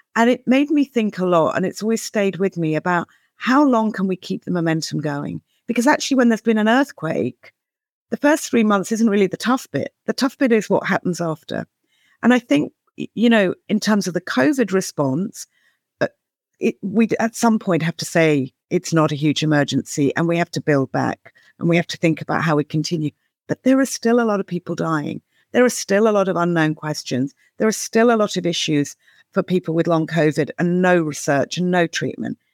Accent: United Kingdom; as a Brit

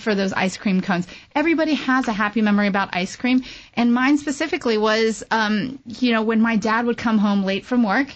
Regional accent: Texas, United States; now in Washington, D.C., United States; a Chinese American girl growing up in Texas

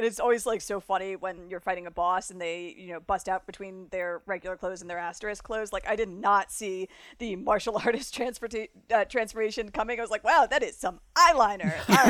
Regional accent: Florida, United States; accent: South Florida; now in Chicago, United States; So, but whenever I go down, my accent kind of comes up. I'm here in Chicago now, and people are like, "Where are you from?"

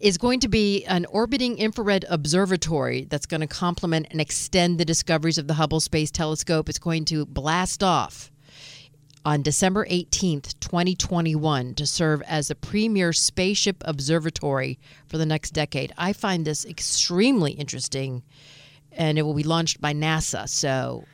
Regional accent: Detroit, Michigan, United States; I'm from Detroit

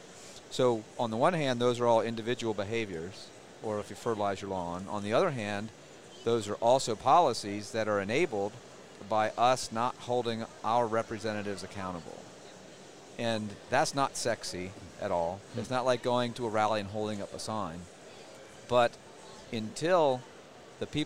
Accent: United States; moved away; I grew up on Chesapeake Bay

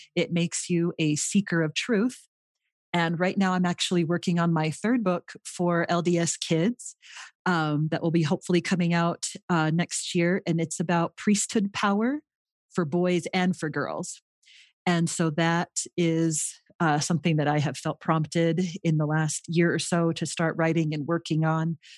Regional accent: Los Angeles, California, United States; moved away as an adult; also born or lived in Utah; now in Rio Rancho, United States; I grew up in the Los Angeles area in California

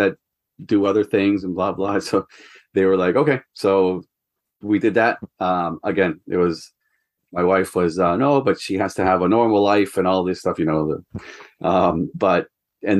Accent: Ecuador; moved away as an adult; also born or lived in New Hampshire, United States; now in United States; I'm from Ecuador originally. And then I went to college in the U.S. for soccer

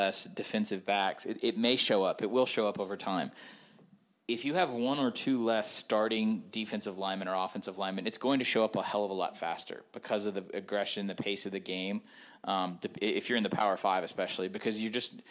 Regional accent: the South, United States; I'm a Southerner

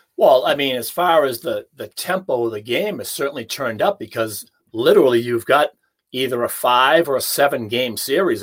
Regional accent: Hanover, Massachusetts, United States; my hometown in Hanover

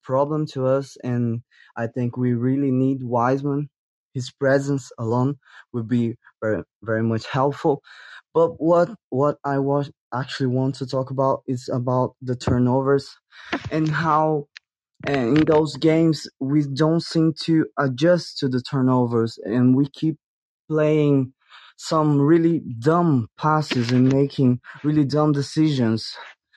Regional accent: Brazil; I'm from Brazil

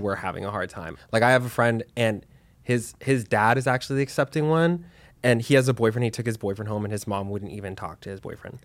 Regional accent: Dallas, Texas, United States; also born or lived in New York; now in Los Angeles, United States; I'm from Texas, I'm from Dallas.

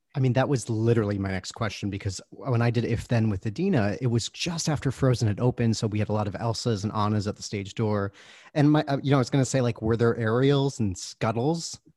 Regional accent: Michigan, United States; I'm from Michigan, we're both Midwestern, Midwesterners

